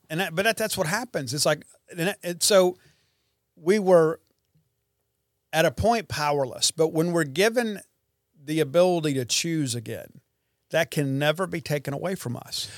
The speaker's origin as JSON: {"language": "English", "town": "Columbia", "region": "Mississippi", "country": "United States", "tie": "born or raised there", "said": "my hometown of Columbia, Mississippi"}